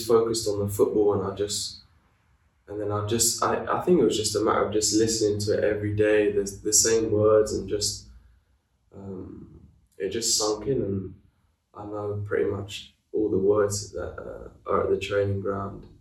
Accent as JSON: {"language": "English", "region": "London", "country": "United Kingdom", "moved": "as an adult", "lives_now": "Italy", "said": "I come from London, which is quite hustly and bustly"}